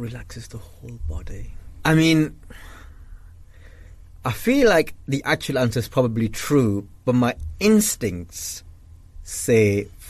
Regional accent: Blackburn, North West England, United Kingdom; accent: northern; I grew up in a very Asian area, so I grew up in a very insular British Asian community. So in Blackburn

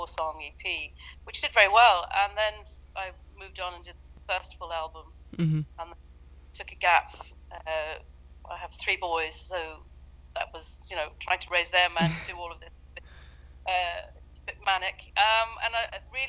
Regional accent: London, United Kingdom; moved away; also born or lived in Dublin; I grew up in London.

